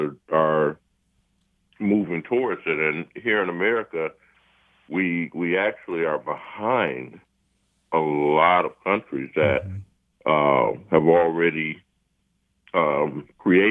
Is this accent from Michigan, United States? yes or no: yes; Highland Park, Michigan, United States; I wanted to come back to Highland Park. I wanted to come back to my hometown